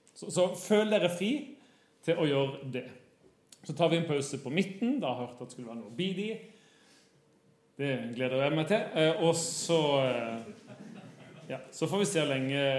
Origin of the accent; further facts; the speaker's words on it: Kristiansand, Agder, Norway; moved away as an adult; now in Bergen, Norway; Jeg kommer fra Kristiansand. Har bodd i Bergen i 20 år, tror jeg